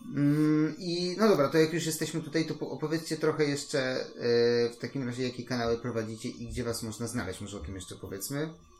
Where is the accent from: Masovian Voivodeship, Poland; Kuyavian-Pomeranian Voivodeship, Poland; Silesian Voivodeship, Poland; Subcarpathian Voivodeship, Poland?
Masovian Voivodeship, Poland; Warsaw; Jestem w Warszawie, jakim chyba z czwartego czy z piątego pokolenia